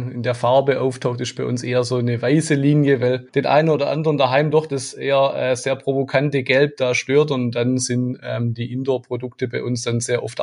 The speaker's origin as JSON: {"language": "German", "region": "Baden-Württemberg", "country": "Germany", "tie": "born or raised there", "said": "Jawohl, das stimmt gebürtiger Schwabe und Schwabe auch durch und durch."}